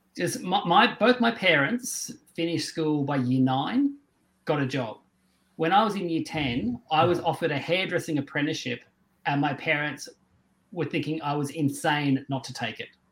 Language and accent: English; Tasmania, Australia; I grew up in Tasmania